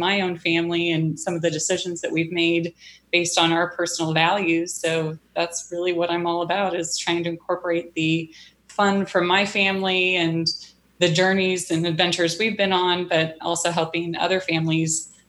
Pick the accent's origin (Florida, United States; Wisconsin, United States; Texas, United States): Wisconsin, United States; also born or lived in Missouri; I grew up predominantly in Wisconsin. I moved around a lot as a little girl and then settled in Missouri.